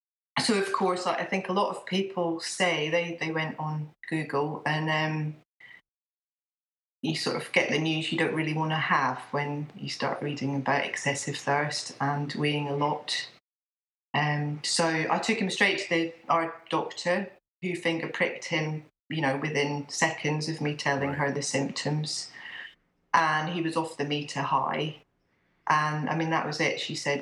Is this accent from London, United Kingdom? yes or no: no; Scotland, United Kingdom; now in England; I live in England. I'm actually Scottish, and I've got 3 children.